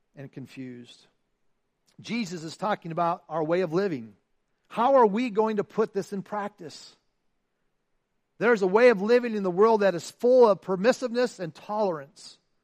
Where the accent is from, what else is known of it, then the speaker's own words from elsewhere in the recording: Iowa, United States; I'm from Iowa, right? I mean, Iowa. I lived on a farm. I grew up on a farm